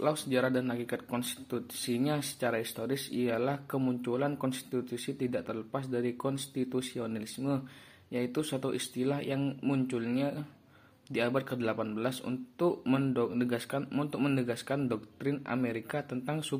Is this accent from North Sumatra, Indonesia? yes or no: no; Probolinggo, East Java, Indonesia; asal dari Probolinggo.